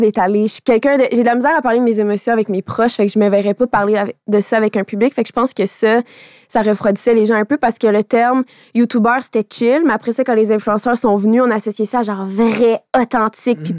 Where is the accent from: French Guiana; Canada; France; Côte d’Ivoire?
Canada; Radisson, Quebec; French is a second language; moved away; Moi, je viens de Radisson